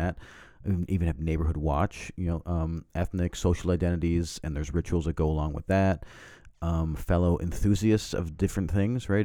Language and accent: English; the Prairies, Canada; I grew up in Canada, we're on the plains